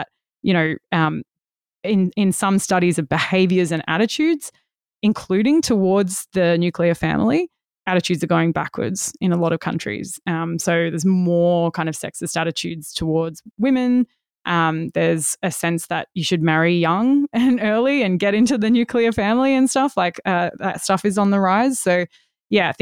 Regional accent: Western Australia, Australia; I'm from Western Australia

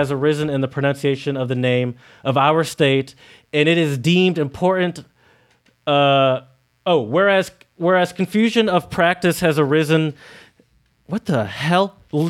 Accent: Michigan, United States; Because I come from Michigan, where you can buy any sort of alcoholic beverage in any sort of store

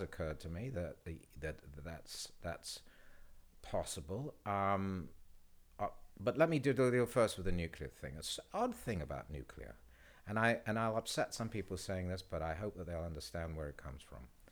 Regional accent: England, United Kingdom; moved away as an adult; now in United States; when I was growing up in England

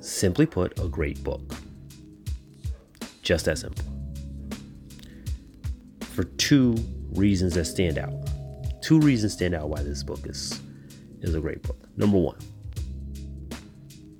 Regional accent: Chicago, Illinois, United States; my hometown team, is my Chicago Blackhawks

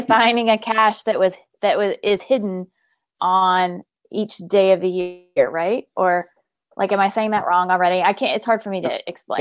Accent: Memphis, Tennessee, United States; moved away as an adult; now in Colorado, United States; we are originally from Memphis

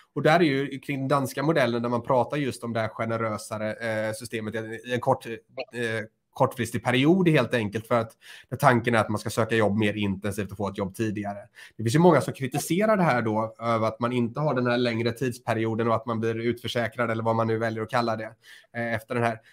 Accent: Lerum, Västra Götaland, Sweden; Både Johan och jag kommer från Lerums kommun

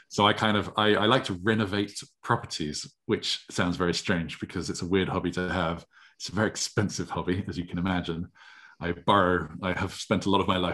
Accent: Stavanger, Rogaland, Norway; moved away; I grew up in Norway

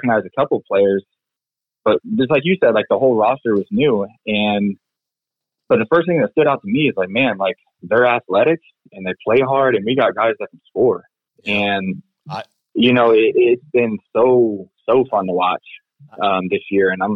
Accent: Kansas City, United States; my hometown

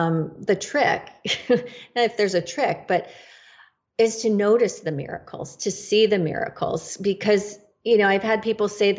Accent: Northern California, United States; I am from Northern California

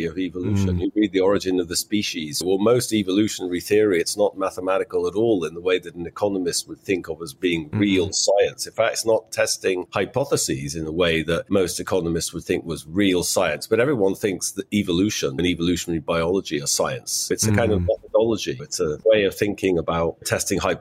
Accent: England, United Kingdom; I'm English. I grew up in the 1970s in England, which was a very political time.

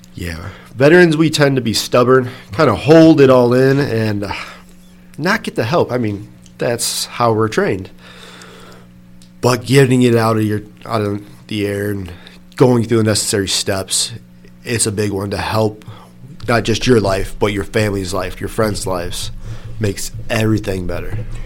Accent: Dixon, Illinois, United States; I'm local from the area, born and raised in Dixon

